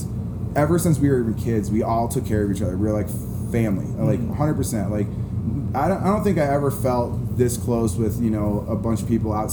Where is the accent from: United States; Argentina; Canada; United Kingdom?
United States; Chicago, Illinois; I grew up in Chicago